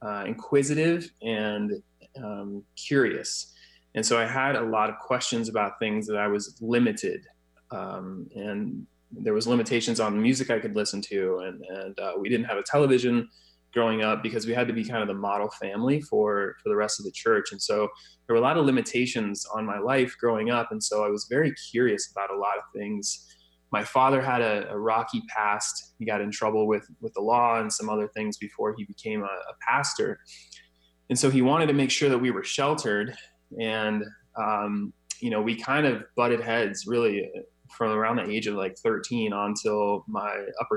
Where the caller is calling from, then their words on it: Scottsdale, Arizona, United States; Scottsdale, Arizona.